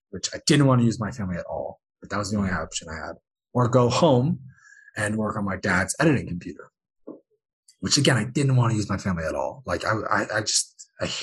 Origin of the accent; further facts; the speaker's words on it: United States; I'm American